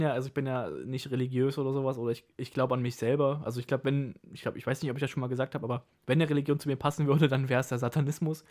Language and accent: German; Germany; ich komme aus Deutschland